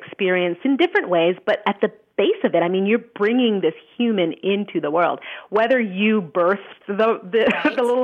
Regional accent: Montreal, Quebec, Canada; in Montreal about how, which is my hometown

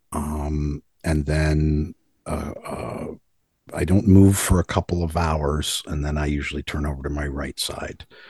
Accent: Libertyville, Illinois, United States; I grew up in Libertyville, Illinois, which is a suburb about 45 minutes north of Chicago

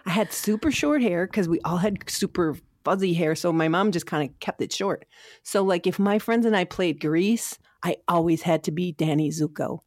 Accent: Sauk Rapids, Minnesota, United States; I grew up in Sauk Rapids, Minnesota

